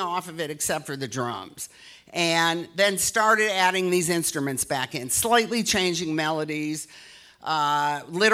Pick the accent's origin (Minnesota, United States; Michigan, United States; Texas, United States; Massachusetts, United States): Michigan, United States; Detroit; moved away; I love my hometown so much